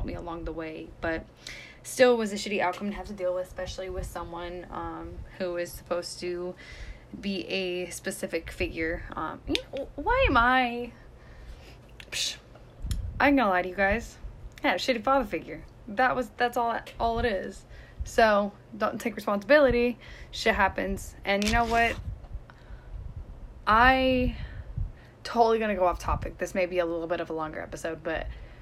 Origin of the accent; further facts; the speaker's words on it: California, United States; moved away; I'm from California, where I was 15 minutes, 20 minutes away from the ocean